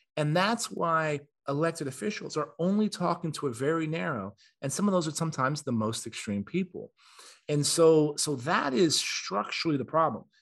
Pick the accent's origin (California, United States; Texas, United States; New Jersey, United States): Texas, United States; San Antonio; I'm from Texas. I was born and raised in San Antonio